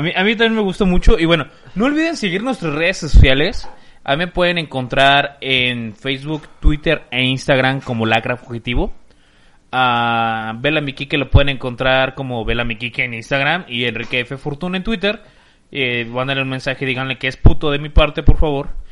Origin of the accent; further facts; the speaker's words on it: Mexico City, Mexico; now in Guadalajara, Mexico; Yo soy de, de Ciudad de México